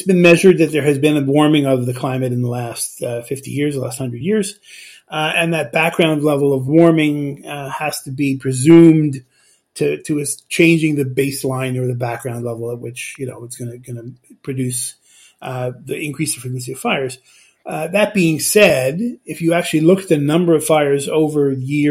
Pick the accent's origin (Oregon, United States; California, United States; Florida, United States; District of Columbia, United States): California, United States; Los Angeles; moved away; I grew up in Los Angeles